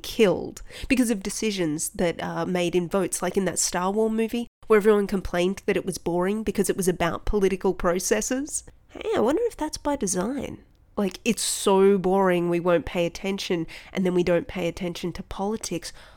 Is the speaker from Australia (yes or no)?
yes; Australia; I'm Australian